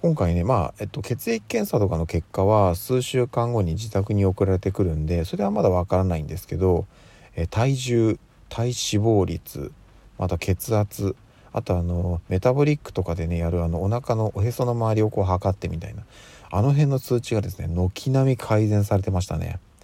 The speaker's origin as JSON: {"language": "Japanese", "region": "Tokyo", "country": "Japan", "tie": "born or raised there", "said": "私はあの、東京に、まあ、生まれ育って、えー、今に至るわけなんですけども"}